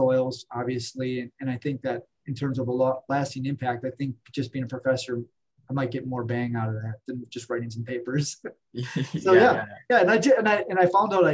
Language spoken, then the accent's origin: English; Wisconsin, United States; I'm originally from Wisconsin.